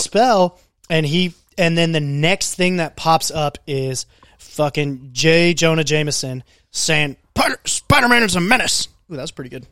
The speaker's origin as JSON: {"language": "English", "country": "United States", "tie": "born or raised there", "said": "I grew up in Benton County"}